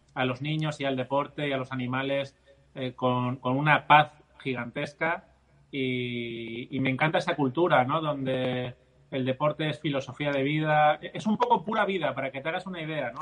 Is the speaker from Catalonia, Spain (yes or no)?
yes; Barcelona, Catalonia, Spain; mis padres son andaluces, pero es que yo nací en la otra punta de España, yo nací en Barcelona, en Cataluña